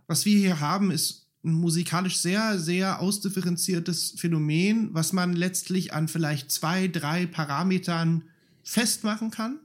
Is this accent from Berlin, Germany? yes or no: yes; Berlin, Germany; also born or lived in Spandau, Berlin; ich bin Reinickendorfer, Wähler ist Spandauer, ich bin in Spandau geboren